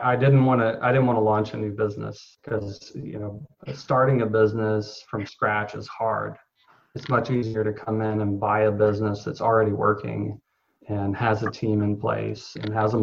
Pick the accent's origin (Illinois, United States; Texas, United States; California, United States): Texas, United States; I grew up in Texas